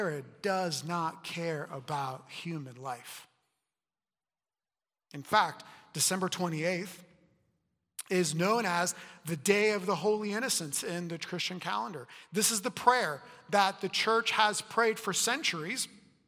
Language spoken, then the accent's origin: English; Puerto Rico; now in United States; I was born in Puerto Rico